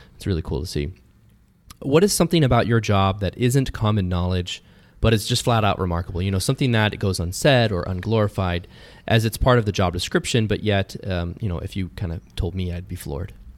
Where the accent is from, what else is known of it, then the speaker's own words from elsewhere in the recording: California, United States; I was from California